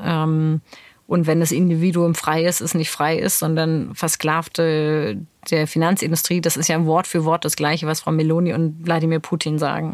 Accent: Neuenburg am Rhein, Baden-Württemberg, Germany; wo ich aufgewachsen bin, ist eine Kleinstadt Neuenburg am Rhein

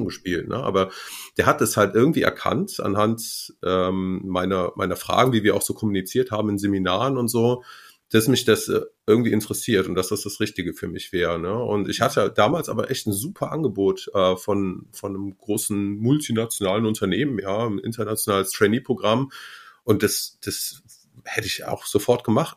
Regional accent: Marienheide, North Rhine-Westphalia, Germany; now in Munich, Germany; ich komme aus NRW ähm, und aus der Gegend von Gummersbach

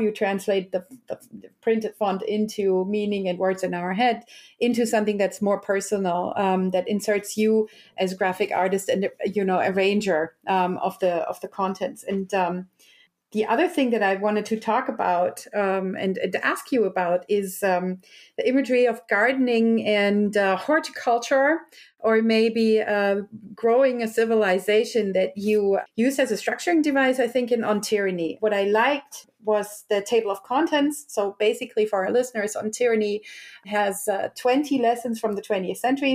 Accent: Germany; I was also raised in a West German, you know, um, nineties gymnasium educational, public

